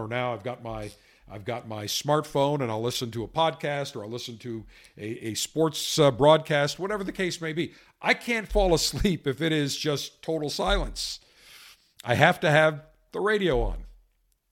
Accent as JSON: {"language": "English", "town": "Buffalo", "region": "New York", "country": "United States", "tie": "born or raised there", "said": "Growing up as a kid in Buffalo, I was a huge sports fan as a kid."}